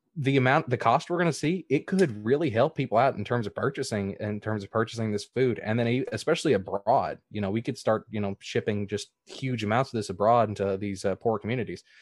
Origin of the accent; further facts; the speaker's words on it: the South, United States; I come from the South